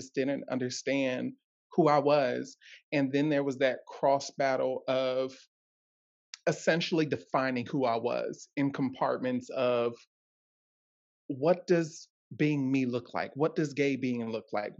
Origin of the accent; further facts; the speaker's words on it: Ohio, United States; I'm from Ohio